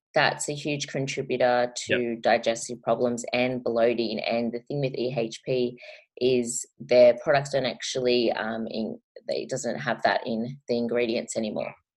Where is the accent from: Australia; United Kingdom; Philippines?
Australia; I am an Australian YouTuber.